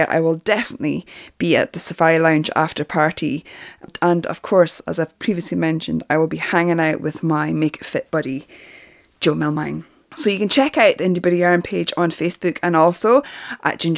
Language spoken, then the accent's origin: English; Northern Ireland, United Kingdom; now in Glasgow, United Kingdom; I live in Glasgow, but I'm actually Northern Irish. I won't do my Northern Ireland accent.